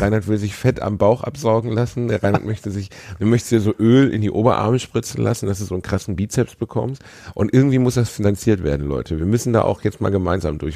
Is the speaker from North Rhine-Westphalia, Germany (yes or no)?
yes; Gelsenkirchen, North Rhine-Westphalia, Germany; also born or lived in Osnabrück; ich komme aus Gelsenkirchen, da wird fick dich ins Knie zur Begrüßung gesagt